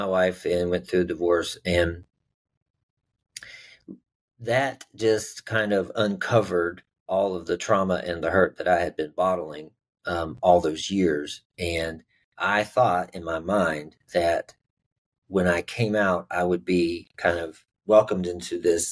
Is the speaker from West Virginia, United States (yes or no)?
yes; West Virginia, United States; I grew up in West Virginia